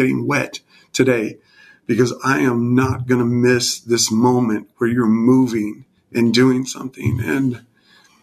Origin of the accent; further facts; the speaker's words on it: California, United States; moved away as an adult; I grew up mostly in California until I was about 18.